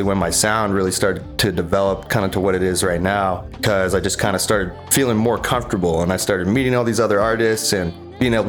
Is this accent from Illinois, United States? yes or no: no; Bay Area, Northern California, United States; moved away as an adult; now in Maui, United States; growing up in the Bay Area